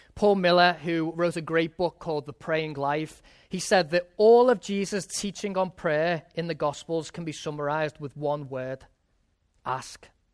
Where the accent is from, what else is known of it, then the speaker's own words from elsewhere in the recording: England, United Kingdom; moved away; when I was growing up in England